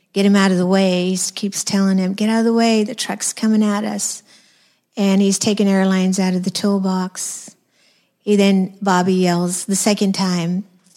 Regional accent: New Mexico, United States; I'm from New Mexico

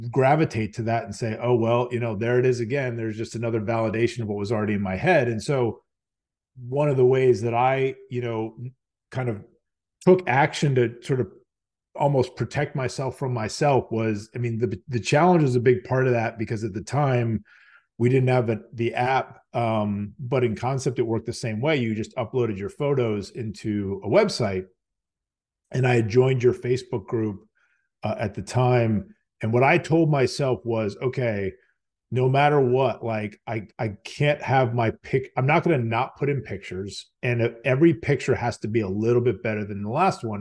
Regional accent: Virginia, United States; born and raised in Virginia, um, spent most of my life here

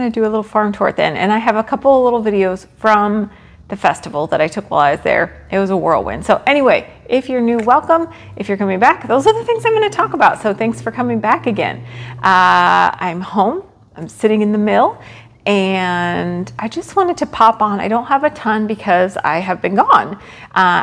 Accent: Rockville, Maryland, United States; moved away; he lived in Rockville, Maryland. That's where I grew up

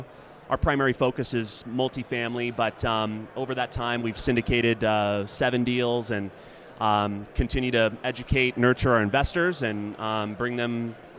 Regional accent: Imperial Valley, Southern California, United States; I grew up in Southern California, very agriculture area just east of San Diego called Imperial Valley.

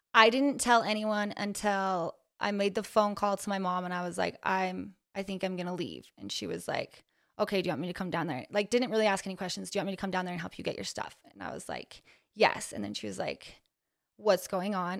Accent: Ogden, Utah, United States; born and raised in Ogden, Utah

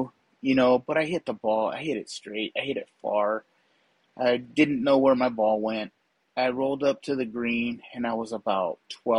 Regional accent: Azusa, California, United States; some friends that I grew up with in Azusa.

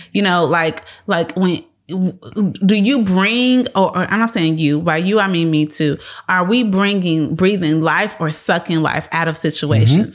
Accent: Chicago, Illinois, United States; moved away as an adult; now in Texas, United States; We are from Chicago, born and raised South Sweet.

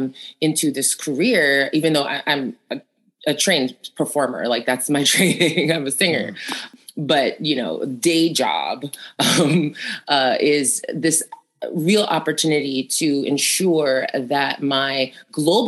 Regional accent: New York, United States; I grew up in Queens

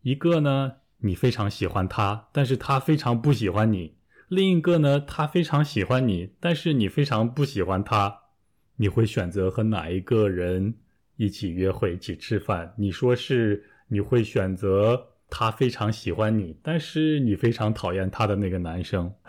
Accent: Taiyuan, Shanxi, China; 比如我的家乡太原啊，冬天都非常冷啊。

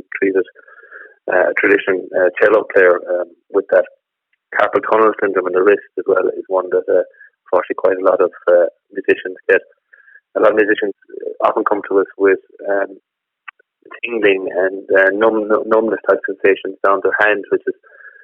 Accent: Killarney, Munster, Ireland; also born or lived in Doolin / County Clare; now in Ennis, Ireland; I grew up in Killarney, and originally trained as a research scientist.

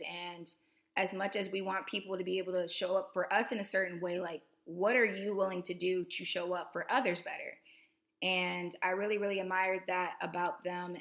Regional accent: Tallahassee, Florida, United States; moved away as an adult; I'm coming to you with a second episode here from my hometown in um, Tallahassee, Florida. I'm back home for Thanksgiving break.

